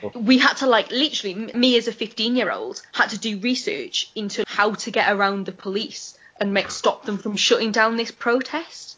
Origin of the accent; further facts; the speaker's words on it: Newcastle upon Tyne, North East England, United Kingdom; growing up in Newcastle